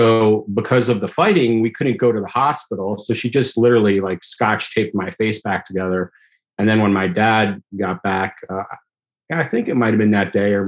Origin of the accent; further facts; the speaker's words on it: Beirut, Beirut Governorate, Lebanon; moved away; I was born in Beirut, Lebanon